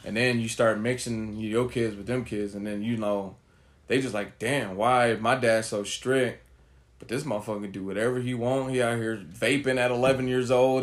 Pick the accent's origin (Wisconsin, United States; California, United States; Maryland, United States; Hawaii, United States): California, United States; Oakland; growing up in Oakland, California